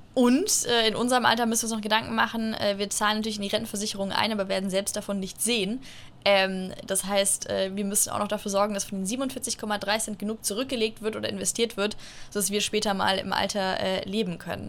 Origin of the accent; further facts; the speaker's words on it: Munich, Bavaria, Germany; ich komme aus München